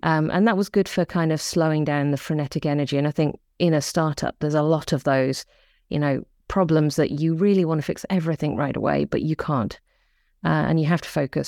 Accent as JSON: {"language": "English", "area": "the Midlands", "region": "England", "country": "United Kingdom", "tie": "born or raised there", "moved": "yes", "lives_now": "New Zealand", "said": "I come from a small town in the Midlands"}